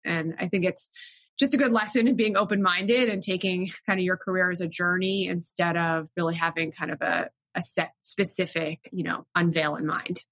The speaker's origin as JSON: {"language": "English", "region": "South Florida", "country": "United States", "tie": "born or raised there", "also_born_or_lived": "Williamstown, Massachusetts / New York", "moved": "as an adult", "said": "I grew up in South Florida"}